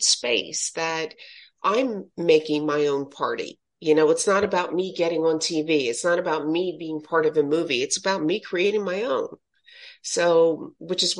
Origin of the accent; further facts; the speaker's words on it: Philadelphia, Pennsylvania, United States; Philadelphia, born and raised in Philadelphia.